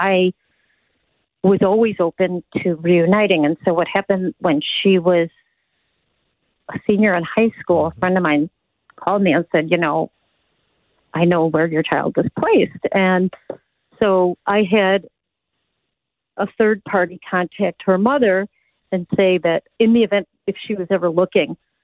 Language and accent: English; Chicago, Illinois, United States; I grew up in Chicago